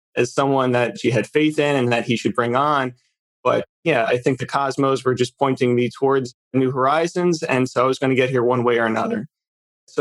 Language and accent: English; New Jersey, United States; So I grew up in New Jersey, the northern part. We kind of refer to it as North Jersey here